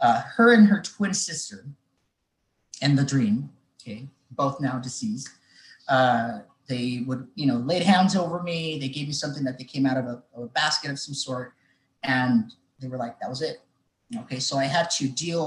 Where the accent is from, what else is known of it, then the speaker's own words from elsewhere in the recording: Mexico; moved away; I grew up in Mexico